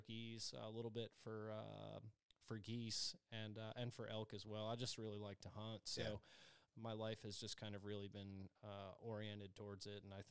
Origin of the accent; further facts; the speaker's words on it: Northern Virginia, United States; I grew up in Northern Virginia.